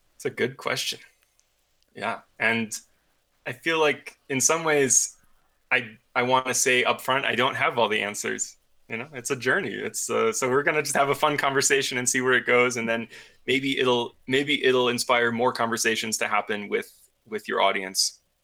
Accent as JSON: {"language": "English", "region": "upstate New York", "country": "United States", "moved": "yes", "lives_now": "Colorado, United States", "said": "I'm from upstate New York"}